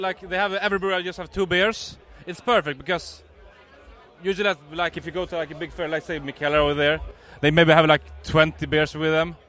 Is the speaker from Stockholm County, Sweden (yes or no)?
no; Uppsala, Uppsala County, Sweden; born and raised in Uppsala.